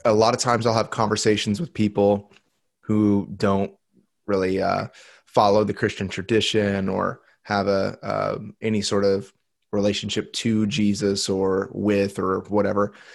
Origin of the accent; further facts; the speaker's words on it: United States; I was born in the United States